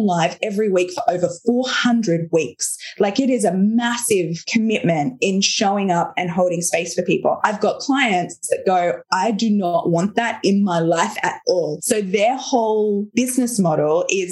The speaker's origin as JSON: {"language": "English", "country": "Australia", "said": "I'm Australian"}